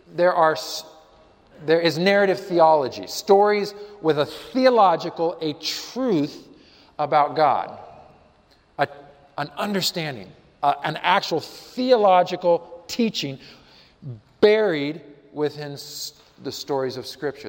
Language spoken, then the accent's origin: English; Colorado, United States; I'm from Colorado